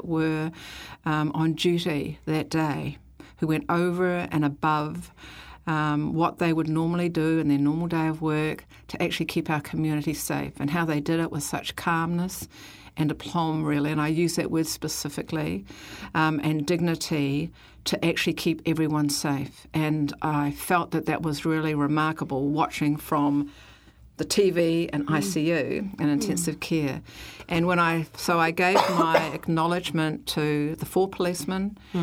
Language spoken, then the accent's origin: English; New Zealand; I am a Kiwi woman